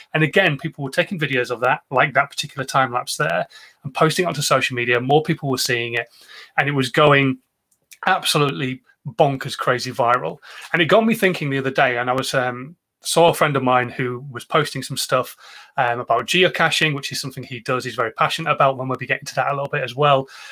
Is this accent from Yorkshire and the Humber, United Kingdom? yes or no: yes; Yorkshire and the Humber, United Kingdom; Being a Yorkshireman